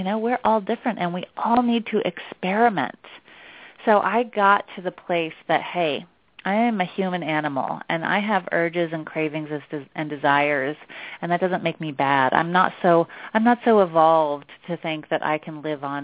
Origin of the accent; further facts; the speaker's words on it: outside of Portland, Oregon, United States; now in New York City, United States; I live in New York City and I grew up outside of Portland, Oregon.